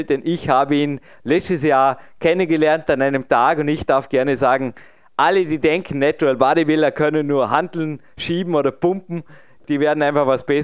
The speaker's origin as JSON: {"language": "German", "region": "Vorarlberg", "country": "Austria", "said": "Also ich muss einfach als darf als Vorarlberger sagen, der jetzt diesen Sommer 38 wird"}